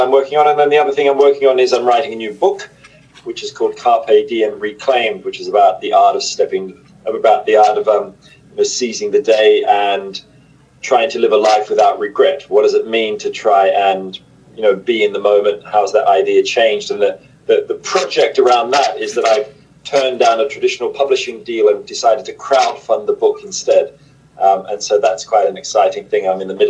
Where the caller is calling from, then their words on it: Oxford, South East England, United Kingdom; I'm in Oxford in the United Kingdom.